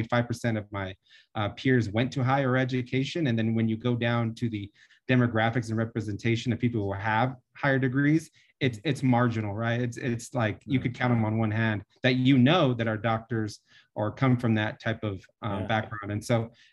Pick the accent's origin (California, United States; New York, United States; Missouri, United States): California, United States; Fontana; also born or lived in North Chicago, Illinois; I grew up in Fontana most of my life.